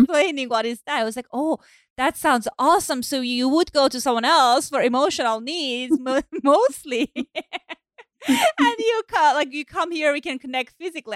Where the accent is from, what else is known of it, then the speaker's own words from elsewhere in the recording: Iran; moved away; So I grew up in Iran, as I said, and my mom. So I grew up right after Iranian Revolution. I was born then